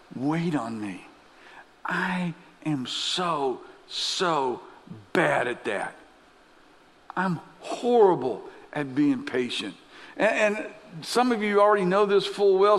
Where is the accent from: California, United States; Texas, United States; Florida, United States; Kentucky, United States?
Kentucky, United States; Lexington; I grew up in Lexington as a kid